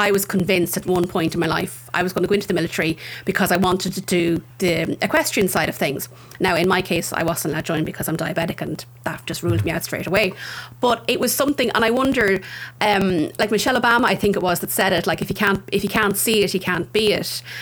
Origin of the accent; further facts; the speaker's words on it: Tullamore, County Offaly, Ireland; I grew up in Tullamore